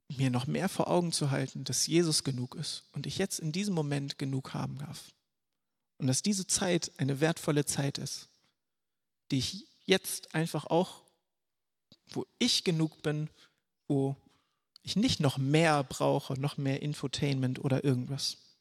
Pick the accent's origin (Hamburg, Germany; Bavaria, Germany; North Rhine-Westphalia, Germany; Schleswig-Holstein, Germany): Schleswig-Holstein, Germany; ich komme hier aus Schleswig-Holstein